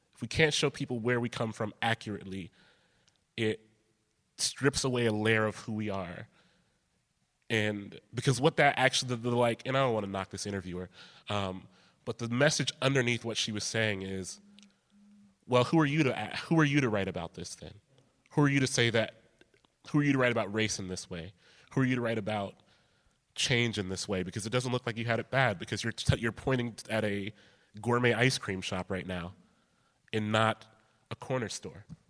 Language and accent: English; Columbus, Ohio, United States; I grew up in Columbus, close proximity to Chicago